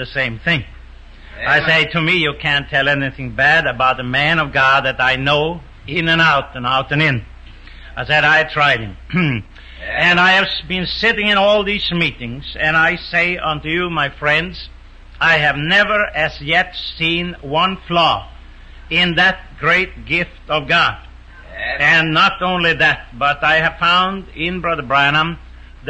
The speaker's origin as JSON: {"language": "English", "country": "Sweden", "tie": "born or raised there", "also_born_or_lived": "New York, United States", "moved": "yes", "said": "I'm a Swede. I wasn't born in America. I was born in Sweden."}